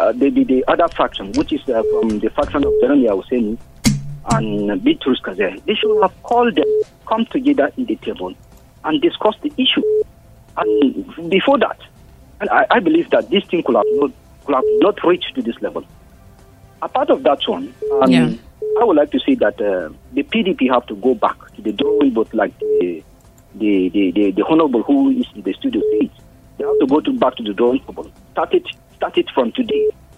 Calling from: Nukwis, Plateau, Nigeria; I'm calling from Nukwis.

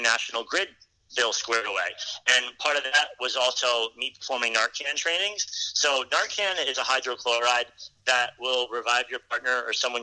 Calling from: Rhode Island, United States; I'm calling from Rhode Island today

